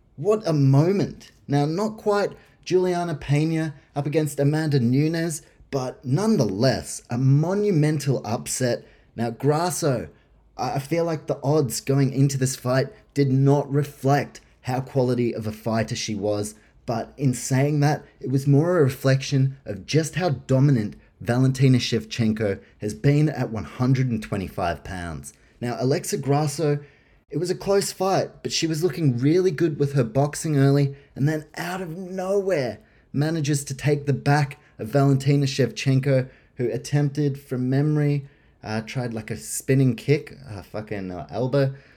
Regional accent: Australia; as an Australian

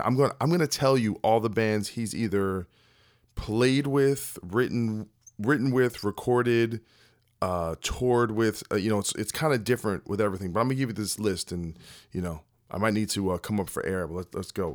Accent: New Jersey, United States; I'm from New Jersey.

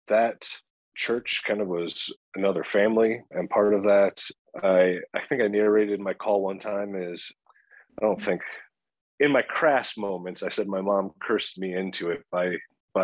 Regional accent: Minnesota, United States; I grew up in Minnesota. I'm a Minnesota born and raised

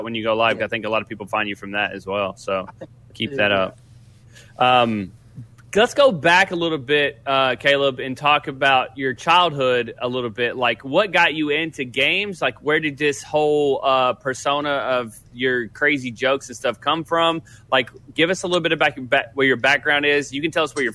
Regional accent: the South, United States; We grew up in the South

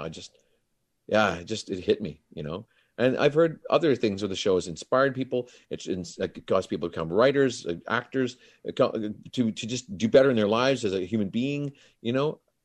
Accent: Grande Prairie, Alberta, Canada; moved away; I flew back from Grand Prairie, my hometown

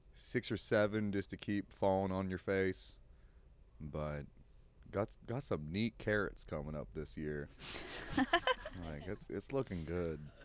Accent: Shenandoah Valley, Virginia, United States; also born or lived in Occoquan, Virginia; now in Austin, United States; I did, like, nine years of school in, in the Shenandoah Valley

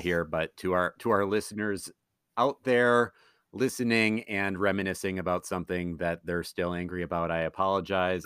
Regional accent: Madison, Wisconsin, United States; I'm from Madison, Wisconsin, Southern Wisconsin

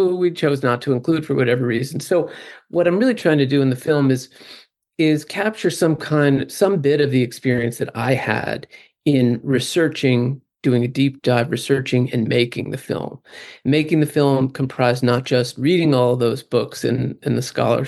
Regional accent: Northeast, United States; I grew up in the Northeast, in a very, 100% Christian conservative

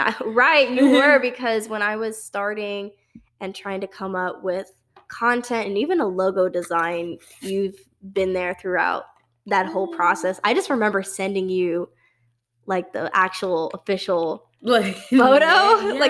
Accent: Dallas, Texas, United States; I mean, I say I'm from Dallas, and I talk about UNT too.

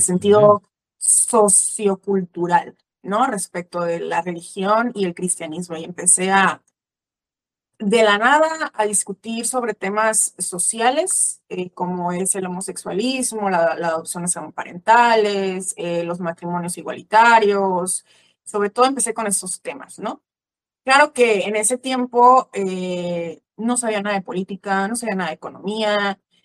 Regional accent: Mexico; also born or lived in Veracruz, Mexico; soy mexicana, em, vivo en la ciudad de Veracruz, en el puerto de Veracruz aquí en México

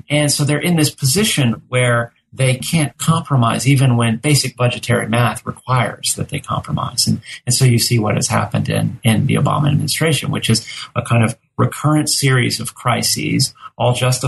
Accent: Texas, United States; now in Georgia, United States; You know, I'm from Texas, which is the second largest, most populous state in the nation.

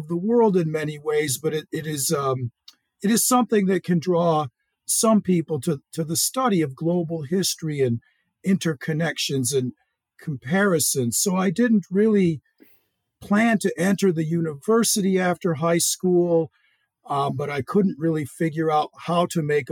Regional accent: Zion, Illinois, United States; moved away as an adult; I was born and raised quite a distance from East Asia in a small town in northern Illinois in the American Midwest, on the shores of Lake Michigan. And Zion, Illinois

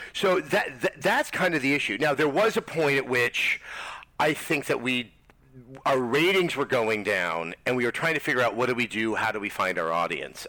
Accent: Berkeley, California, United States; I grew up in Berkeley

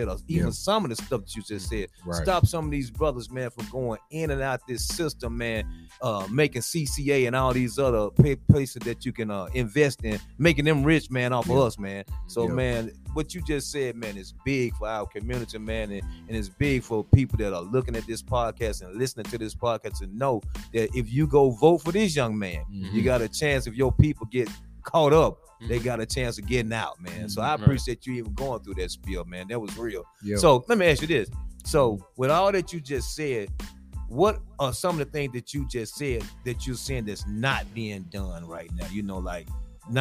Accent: Georgia, United States; moved away; I'm from Georgia

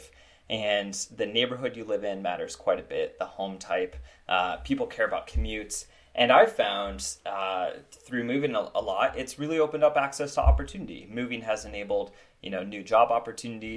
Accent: Iowa, United States; moved away; also born or lived in Seattle; I grew up in Iowa

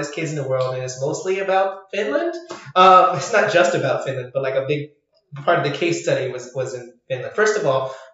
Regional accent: Ireland; also born or lived in France / Asia; as an Irish person

